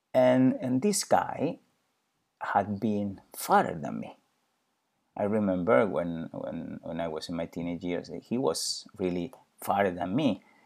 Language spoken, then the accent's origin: English; Spain; I'm originally from Spain.